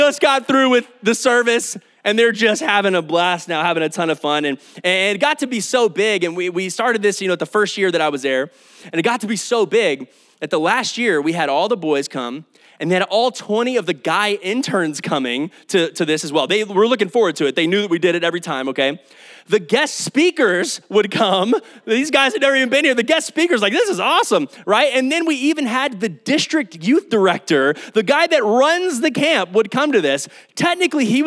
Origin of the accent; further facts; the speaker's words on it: Kyle, Texas, United States; also born or lived in Oklahoma; Kyle and Austin area is my hometown. This is where I call home